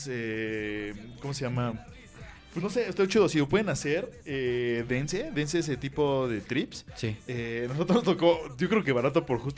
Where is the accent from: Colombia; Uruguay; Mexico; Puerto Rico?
Mexico; soy de México